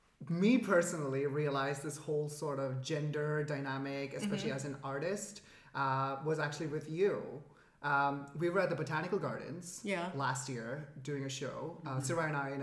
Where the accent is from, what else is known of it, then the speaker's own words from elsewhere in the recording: Dubai, United Arab Emirates; moved away; also born or lived in Canada / India (ancestry); my family is Indian and I was brought up in the Middle East, Dubai.